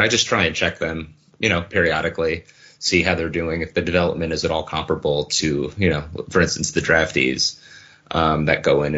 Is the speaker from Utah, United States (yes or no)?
no; New Jersey, United States; I was also from New Jersey